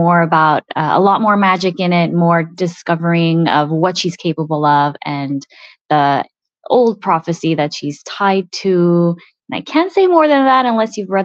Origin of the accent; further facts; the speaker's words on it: Montreal, Quebec, Canada; first language Italian; English is a second language; me growing up in Montreal